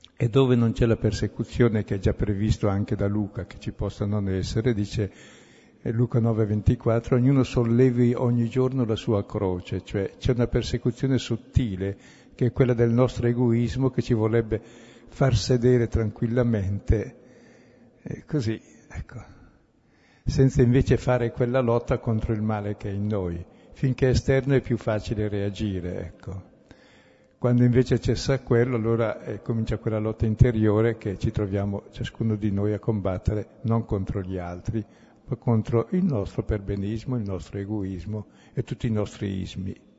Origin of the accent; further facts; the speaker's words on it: Brescia, Lombardy, Italy; son bresciano